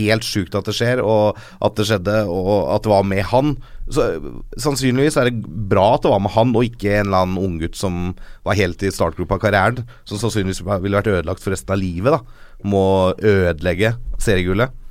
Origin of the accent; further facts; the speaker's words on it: Norway; jeg er en norsk Liverpool-supporter